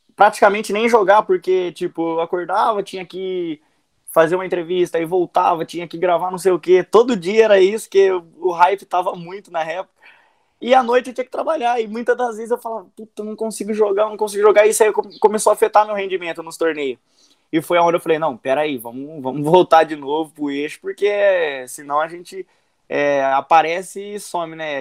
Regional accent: Araraquara, São Paulo, Brazil; eu sou de Araraquara, interior de São Paulo

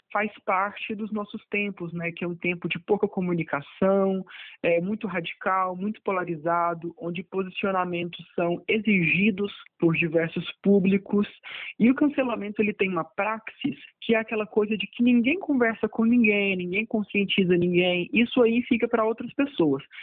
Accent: Anápolis, Goiás, Brazil; eu sou de Anápolis

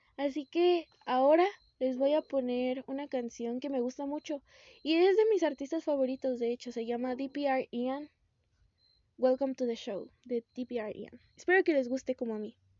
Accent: Morelia, Michoacán, Mexico; soy de México, de Morelia

